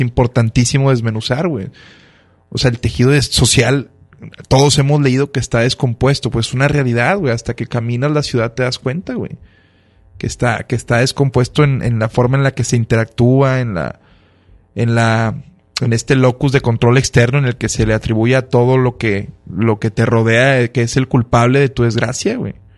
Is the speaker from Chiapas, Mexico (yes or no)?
no; Monterrey, Nuevo León, Mexico; also born or lived in Mexico City; quienes son los grandes pioneros en, mi tierra